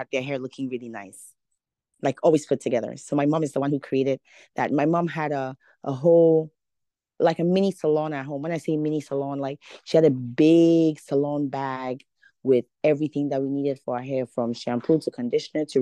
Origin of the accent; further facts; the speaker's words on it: Ghana; moved away; I'm Ghanaian. I'm from Ghana, West Africa.